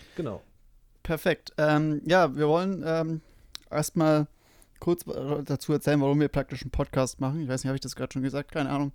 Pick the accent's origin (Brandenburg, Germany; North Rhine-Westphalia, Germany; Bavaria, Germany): Bavaria, Germany; ich komme aus Bayern